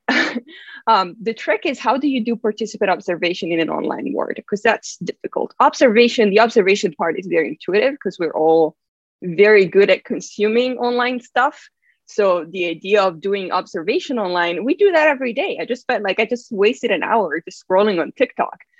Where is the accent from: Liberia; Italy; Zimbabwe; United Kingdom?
Italy; moved away; I'm from Italy